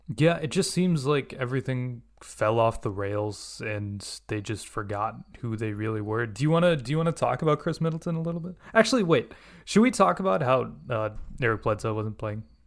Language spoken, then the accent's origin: English; India; now in United States; I'm an Indian living in the United States